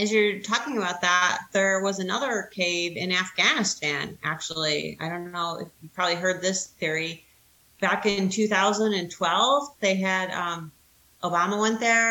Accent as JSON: {"language": "English", "country": "United States", "said": "I'm also American"}